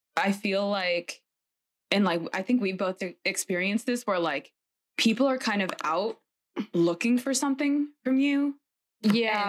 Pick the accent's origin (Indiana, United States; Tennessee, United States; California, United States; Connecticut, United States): Connecticut, United States; I'm from Connecticut, so also a northerner